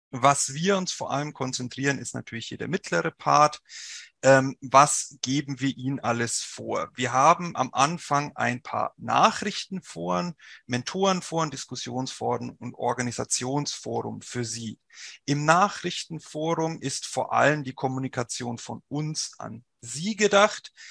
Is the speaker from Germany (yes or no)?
yes; Bavaria, Germany; accent: Franconian; Sie werden es vielleicht hören, ich komme nicht aus Nordrhein-Westfalen, sondern aus dem wunderschönen Frankenland. Deswegen rollt mein R auch ein bisschen.